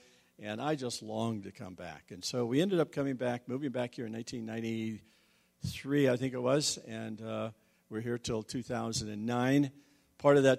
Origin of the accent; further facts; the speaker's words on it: Grand Junction, Colorado, United States; also born or lived in Rifle, Colorado / Gunnison, Colorado; I was born in Rifle, raised in Grand Junction, came up to go to school at Western in 1968